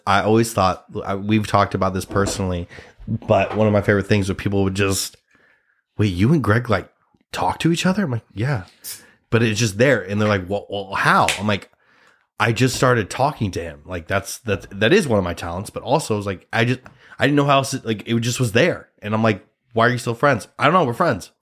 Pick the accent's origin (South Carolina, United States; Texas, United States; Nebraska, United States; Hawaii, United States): Nebraska, United States; now in New York City, United States; I'm a Nebraskan. I'm a Nebraska boy. I'm an, I'm from Nebraska